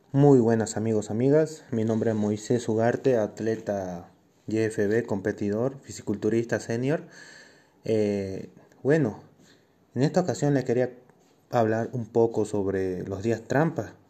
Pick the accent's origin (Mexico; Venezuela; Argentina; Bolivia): Bolivia; Cochabamba; Soy de Cochabamba, Bolivia.